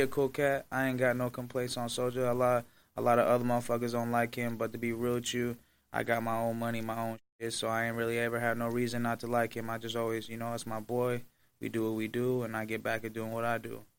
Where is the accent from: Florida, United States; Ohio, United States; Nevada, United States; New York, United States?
Nevada, United States; Las Vegas; I'm from Vegas